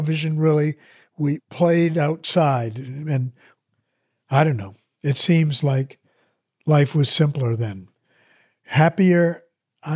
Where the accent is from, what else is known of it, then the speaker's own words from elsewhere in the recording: Andover, Massachusetts, United States; So I lived in school housing at Andover